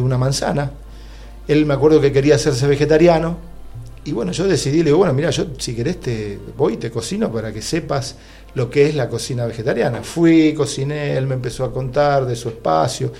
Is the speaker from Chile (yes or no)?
no; Moreno, Buenos Aires Province, Argentina; yo soy de Moreno